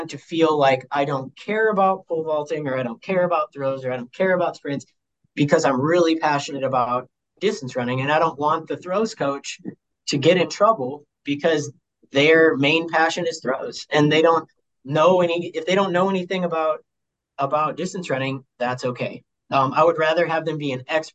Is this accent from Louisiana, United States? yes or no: no; Sioux Falls, South Dakota, United States; moved away as an adult; now in Jamestown, United States; I'm from Sioux Falls, so, like, I'm from AA. I'm from big school, big city, South Dakota